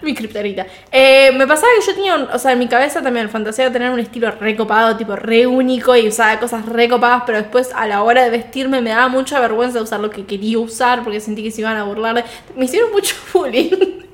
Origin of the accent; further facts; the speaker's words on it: Viedma, Río Negro, Argentina; moved away; Viedma es el pueblo de donde soy